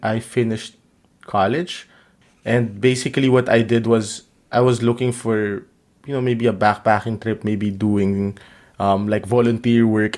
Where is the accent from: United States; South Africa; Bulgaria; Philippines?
Philippines; moved away as an adult; also born or lived in Vietnam; I come from the Philippines